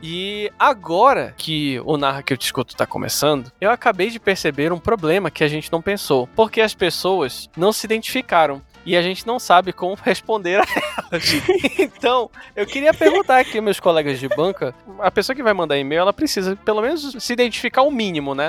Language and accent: Portuguese; Pará, Brazil; Somos nortistas